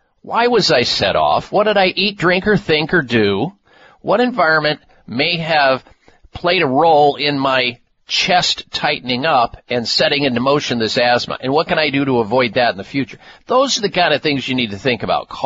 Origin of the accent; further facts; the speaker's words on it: Midwest, United States; Growing up in the Midwest, eating a lot of dairy foods